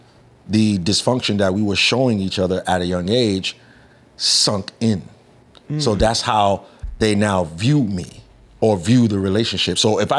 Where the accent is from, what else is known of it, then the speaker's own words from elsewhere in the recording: New York, United States; also born or lived in Trinidad; now in Florida, United States; Because I'm from New York.